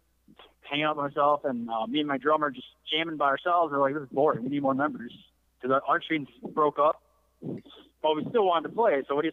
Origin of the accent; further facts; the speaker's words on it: Glens Falls, New York, United States; Two of us, the drummer and me, we're from Glens Falls